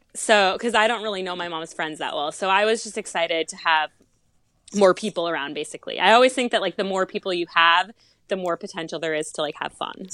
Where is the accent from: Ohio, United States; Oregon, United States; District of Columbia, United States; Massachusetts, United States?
Massachusetts, United States; moved away as an adult; also born or lived in Charleston; I moved home back to Massachusetts from Charleston